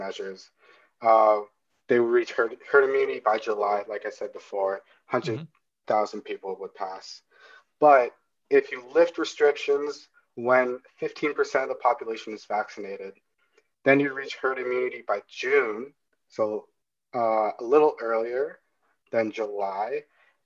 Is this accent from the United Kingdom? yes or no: no; Canada; as a Canadian